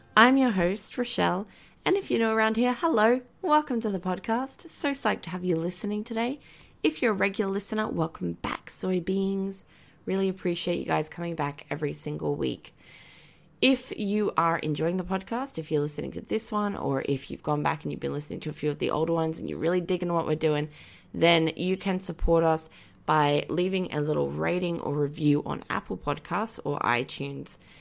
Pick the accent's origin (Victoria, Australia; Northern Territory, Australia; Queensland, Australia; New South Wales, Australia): Queensland, Australia; Brisbane; I grew up in Wynnum Manly in, um, Queensland, which is like a suburb